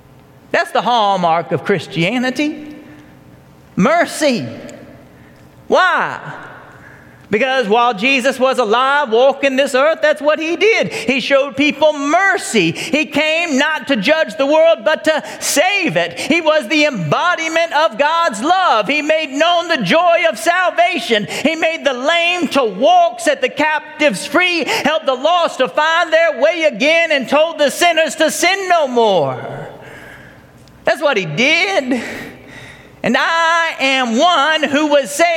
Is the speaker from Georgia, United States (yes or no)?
yes; Marietta, Georgia, United States; I grew up here in Marietta, Georgia